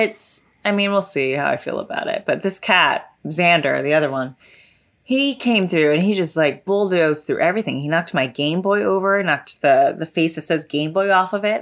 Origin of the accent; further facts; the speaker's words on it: Texas, United States; I'm from Texas